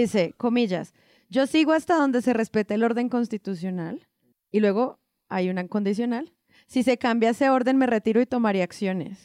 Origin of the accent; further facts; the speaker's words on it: Colombia; como colombiana